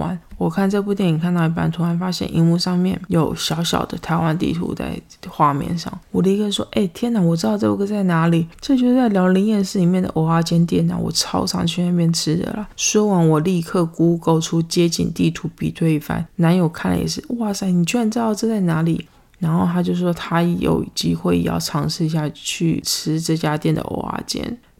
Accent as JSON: {"language": "Chinese", "country": "United States", "second_language": "Chinese", "said": "我们美国人根本就没有想要去 Seven Eleven 啊！"}